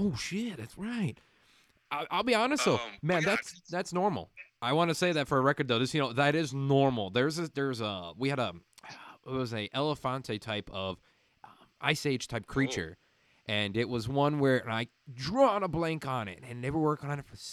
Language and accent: English; Midwest, United States; now in Arizona, United States; I grew up in the Midwest, so a city and country.